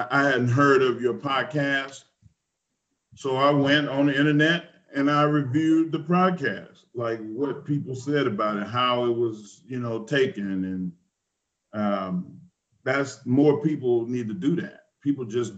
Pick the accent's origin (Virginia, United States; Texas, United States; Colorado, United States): Texas, United States; I'm a Texan